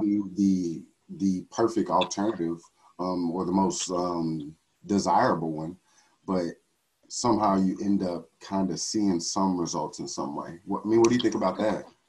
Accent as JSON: {"language": "English", "region": "Texas", "country": "United States", "said": "I'm from Texas"}